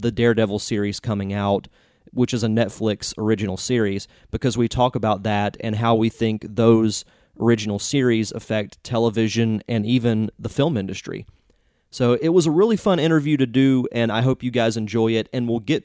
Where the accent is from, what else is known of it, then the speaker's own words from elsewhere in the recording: Florida, United States; I'm from Florida